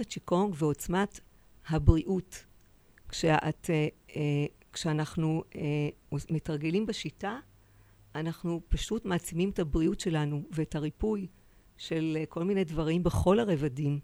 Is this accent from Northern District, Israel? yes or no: no; Tel Aviv, Tel Aviv District, Israel; בתל אביב